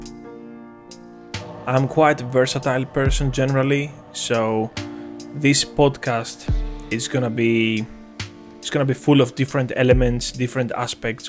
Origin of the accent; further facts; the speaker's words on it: Athens, Attica, Greece; I come from Greece, Athens, the capital. I've been raised in a very, very mature and organized environment